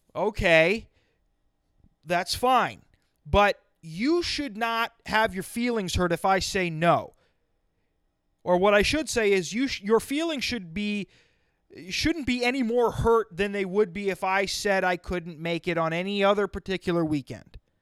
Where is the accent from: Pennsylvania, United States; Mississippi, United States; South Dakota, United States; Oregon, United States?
South Dakota, United States; moved away as an adult; also born or lived in Madison, South Dakota; now in New Jersey, United States; I grew up in South Dakota